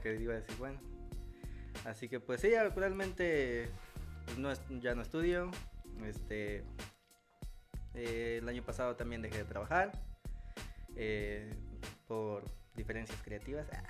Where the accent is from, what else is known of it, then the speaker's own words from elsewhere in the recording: Poza Rica, Veracruz, Mexico; soy de la ciudad de Poza Rica, Veracruz